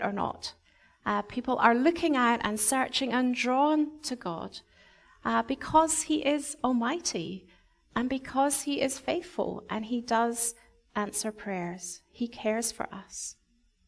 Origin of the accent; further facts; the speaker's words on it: Scotland, United Kingdom; moved away; when I was growing up in Scotland, every year we would have a harvest festival